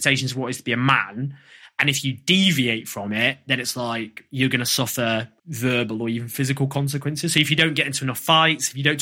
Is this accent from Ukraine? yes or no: no; Stockport, North West England, United Kingdom; I grew up in Stockport